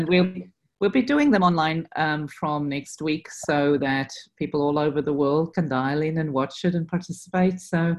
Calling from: New York City, New York, United States; also born or lived in Sydney; I am dialing in from New York City.

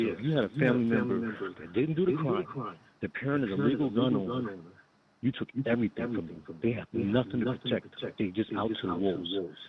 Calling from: Rock Hill, South Carolina, United States; from Rock Hill, South Carolina.

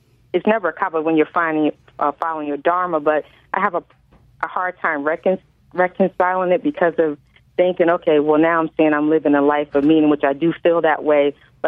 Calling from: New Haven, Connecticut, United States; I'm calling from New Haven, Connecticut.

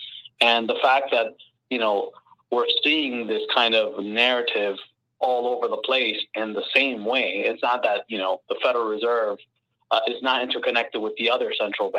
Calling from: Miami, Florida, United States; I'm calling from Miami.

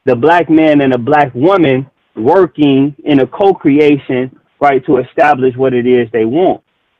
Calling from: Chicago, Illinois, United States; I'm out of Chicago with it.

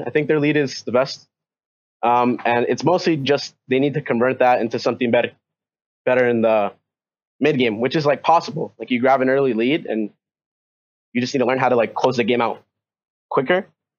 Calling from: New York, United States; I'm calling from New York.

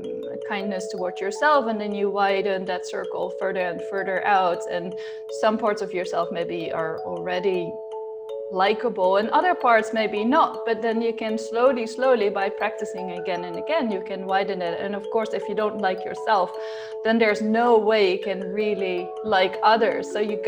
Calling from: Groningen, Netherlands; From Groningen in the Netherlands. It's all the way in the north.

